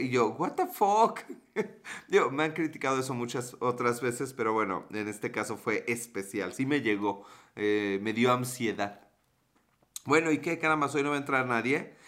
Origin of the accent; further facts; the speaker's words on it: Puebla, Mexico; yo soy de Puebla